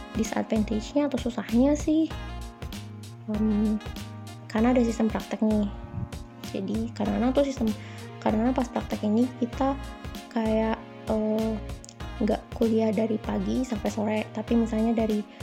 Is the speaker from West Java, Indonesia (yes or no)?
yes; Bandung, West Java, Indonesia; moved away as an adult; now in Jakarta, Indonesia; Gue awalnya dari Bandung, dari lahir, terus TK, SD, SMP, SMA, dan juga kuliah di salah satu kampus di Setiabudi yang juga di Bandung